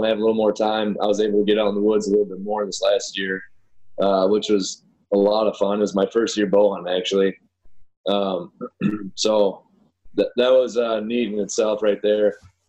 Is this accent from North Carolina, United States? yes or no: no; Minnesota, United States; moved away as an adult; now in Tennessee, United States; I grew up in Minnesota. So as you can imagine, I grew up ice fishing, rabbit hunting, squirrel hunting, pretty much hunting, whatever.